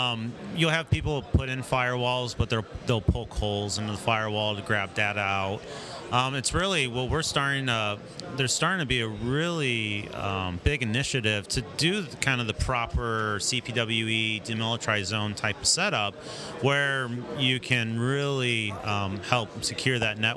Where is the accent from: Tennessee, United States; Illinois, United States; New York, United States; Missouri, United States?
Missouri, United States; St. Louis; So, we're from St. Louis, and we don't always make it down to Arkansas